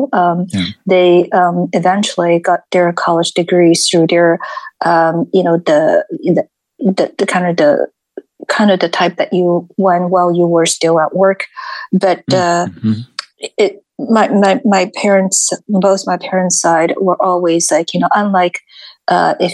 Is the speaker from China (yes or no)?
yes; Shanghai, China; English is a second language; moved away as an adult; now in United States; I grew up in the largest city, Shanghai